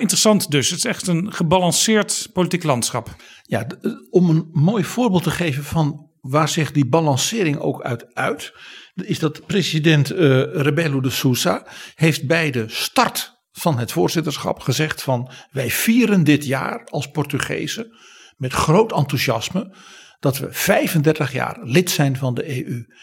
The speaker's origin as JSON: {"language": "Dutch", "country": "Netherlands"}